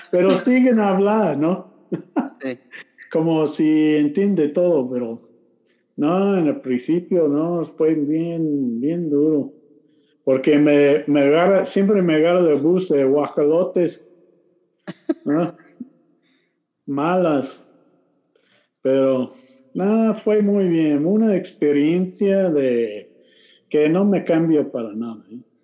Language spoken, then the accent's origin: Spanish; Lubbock, Texas, United States; Spanish is a second language; moved away as an adult; also born or lived in Mexico; no nací este, en Lubbock, Texas